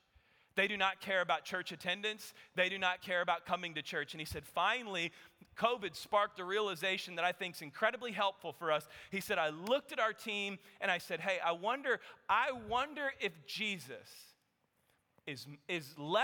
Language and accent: English; Texas, United States; I said, yes, as you heard, I'm from Texas, and I bring you greetings from the rest of the United States of America.